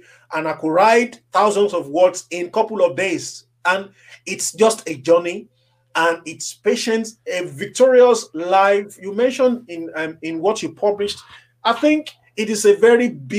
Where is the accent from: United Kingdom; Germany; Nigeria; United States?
Nigeria; When I was growing up in Africa as a young boy